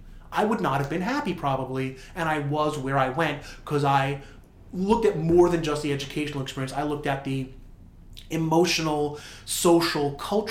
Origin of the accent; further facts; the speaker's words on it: New Jersey, United States; because I grew up in New Jersey.